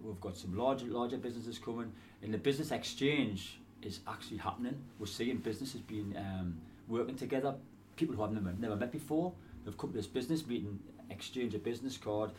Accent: South Shields, North East England, United Kingdom; moved away as an adult; I'm a Shields lad. I have been in foreign climes during the past 35, 40 years. But it's good to be home, and it's good to be back at my hometown club.

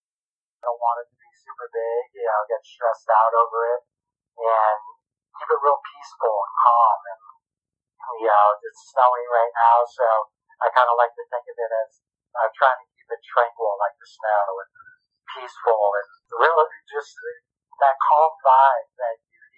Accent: East Coast, United States; moved away as an adult; also born or lived in Jackson Hole, Wyoming / Colorado / Tucson, Arizona; We grew up in the East Coast

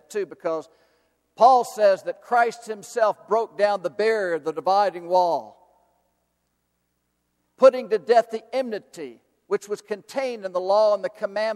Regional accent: the South, United States; I am from the South, and I love my Southern culture.

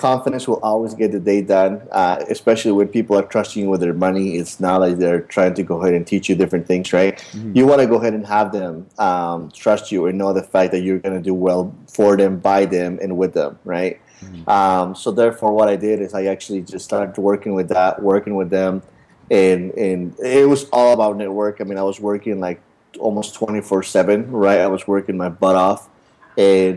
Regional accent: Utah, United States; moved away as an adult; now in Los Angeles, United States; I grew up in Utah my whole life

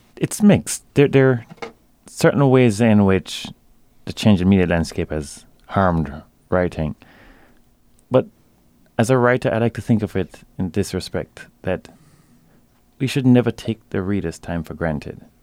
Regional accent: Jamaica; growing up in Jamaica as I did

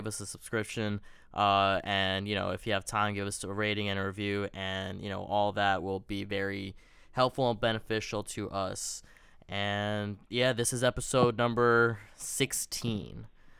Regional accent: New York City, New York, United States; We're two kids from Queens, big Knicks fans.

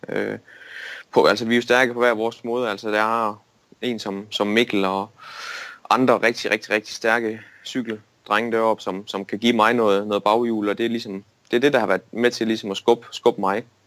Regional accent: Denmark; et slagteri i min hjemby, Storlim, der hedder Dane Pork

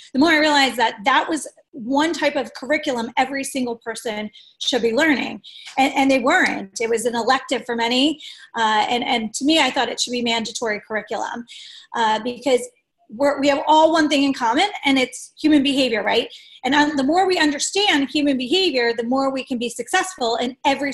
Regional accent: Delaware County, Pennsylvania, United States; I'm from Delaware County

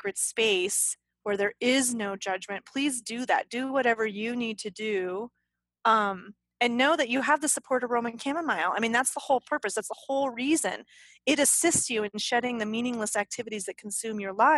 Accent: the South, United States; Apparently I'm from the South.

